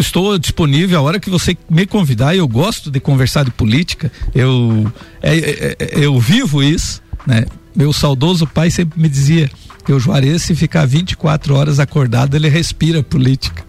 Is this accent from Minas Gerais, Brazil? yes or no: no; Anita Garibaldi, Santa Catarina, Brazil; Eu que venho lá de Anitta Garibaldi, nós éramos dependentes de Lages.